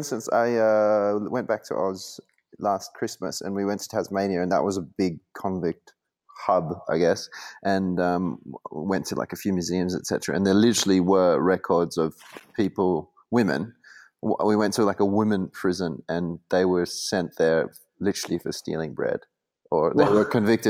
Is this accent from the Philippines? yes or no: yes; Philippines; born there; My mother is Filipina, and I was born in the Philippines, but dad is Australian.